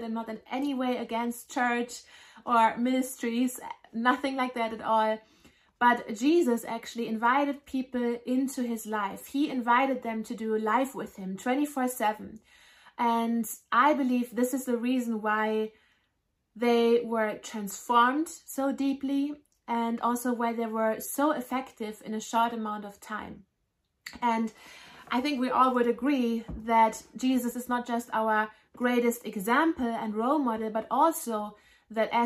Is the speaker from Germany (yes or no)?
yes; Germany; I grew up in Germany